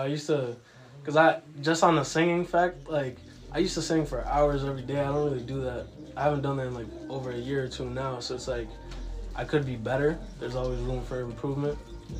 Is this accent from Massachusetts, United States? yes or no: yes; Chicopee, Massachusetts, United States; first language Ukrainian; English is a second language; now I'm from Chicopee, Massachusetts. My parents originally come from Ukraine